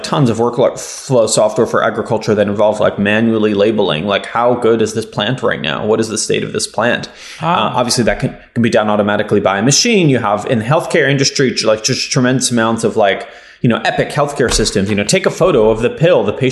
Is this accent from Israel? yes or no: yes; Israel; now in United States; I didn't grow up in the United States. I grew up in Israel.